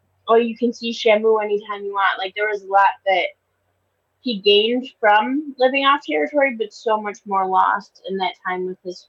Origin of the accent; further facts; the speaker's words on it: Tuscarora Reserve, New York, United States; also born or lived in Akwesasne, New York; I grew up on reserve to start my life, but it wasn't my reserve. So I am a member of the St. Regis Mohawk. My reserve is Akwesasne. It's near Hogansburg, New York. but I grew up on the Tuscarora Reserve, which is still part of the Haudenosaunee.